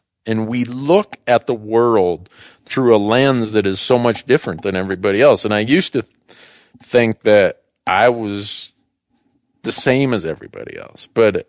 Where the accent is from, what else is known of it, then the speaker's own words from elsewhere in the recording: Minnesota, United States; where I grew up in Minnesota, where everybody hunted and fished.